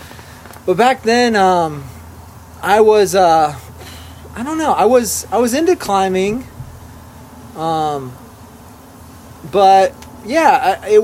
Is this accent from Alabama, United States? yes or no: no; Colorado, United States; I'm from Colorado